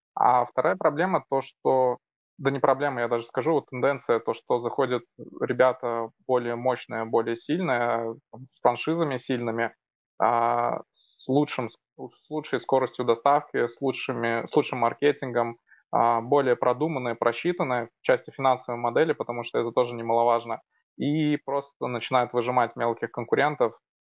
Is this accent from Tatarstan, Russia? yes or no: yes; Almetyevsk, Tatarstan, Russia; Город Альметьевск. Мой родной город, где сейчас живу.